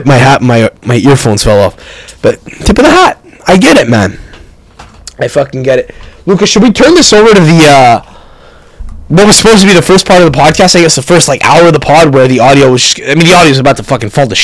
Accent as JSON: {"language": "English", "country": "Canada", "said": "We're from Canada"}